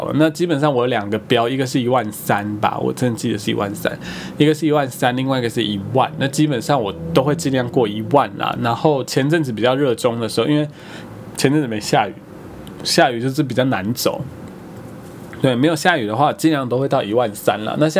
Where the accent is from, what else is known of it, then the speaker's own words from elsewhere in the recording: Taitung County, Taiwan; also born or lived in Kaohsiung / Taoyuan; 说我一直号称自己是台东人，究竟是一个什么样的想法？因为我其实比较不会把高雄视为我的故乡，因为我在高雄真的太短了，然后我也没什么印象。桃园我就是在那边三年嘛